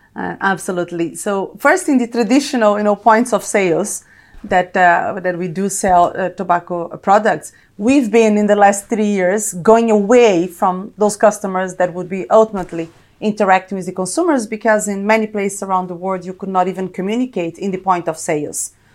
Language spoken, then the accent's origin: English; Brazil; moved away as an adult; also born or lived in United States; now in London, United Kingdom; I am, probably you can tell from my accent, Brazilian and Italian, born and raised in Brazil